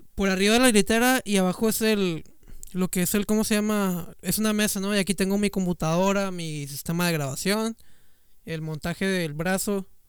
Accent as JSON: {"language": "Spanish", "country": "Mexico", "said": "yo soy de México"}